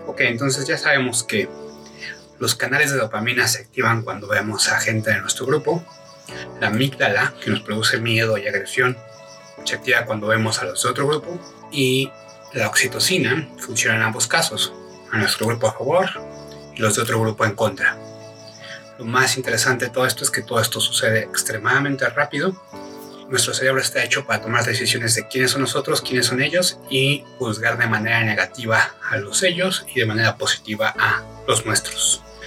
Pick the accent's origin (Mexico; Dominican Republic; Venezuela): Mexico; Como mexicanos